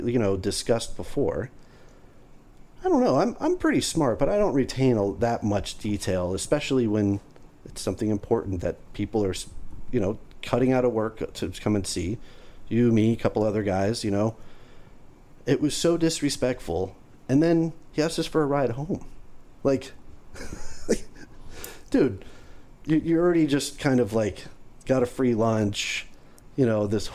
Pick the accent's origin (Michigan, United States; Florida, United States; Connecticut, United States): Florida, United States; this is my hometown